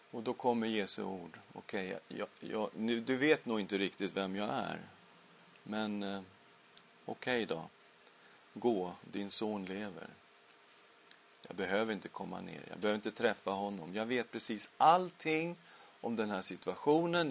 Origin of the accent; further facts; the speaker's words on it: Sweden; Vi blir medborgare i Sverige